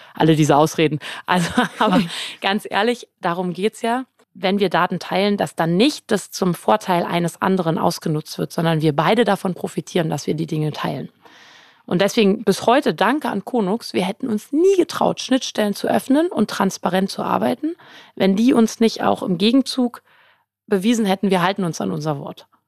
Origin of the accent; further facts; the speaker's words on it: Berlin, Germany; moved away; also born or lived in London / Brisbane / Potsdam, New York / Hamburg; ich bin ein Berlin-Returner. Ich bin zwar in Berlin geboren, aber war lange nicht